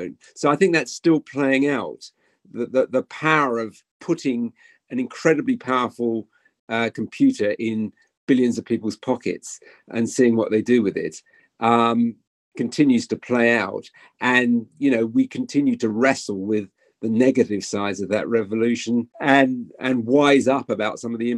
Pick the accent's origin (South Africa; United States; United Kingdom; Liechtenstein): United Kingdom; as a British journalist